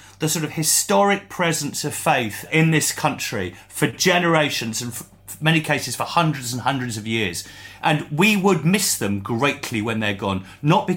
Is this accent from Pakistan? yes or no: no; England, United Kingdom; we're English.